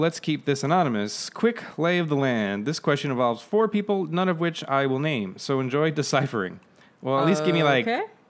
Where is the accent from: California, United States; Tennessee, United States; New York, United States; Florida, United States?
New York, United States; my home state of New York